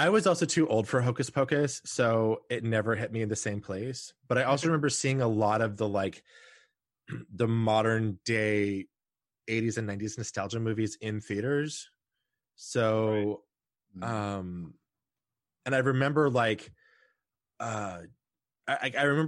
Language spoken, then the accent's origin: English; Houston, Texas, United States; I grew up in Texas, and so I learned to drive a tractor. And so, I grew up in the city of Houston.